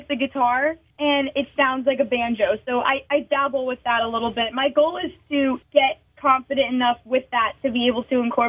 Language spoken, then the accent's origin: English; Massachusetts, United States; also born or lived in Nashville; so I'm not a city girl in any way, shape, or form. In fact, I get anxiety anytime I'm in a city. I grew up in Massachusetts, and I split my time between home in Massachusetts and Nashville.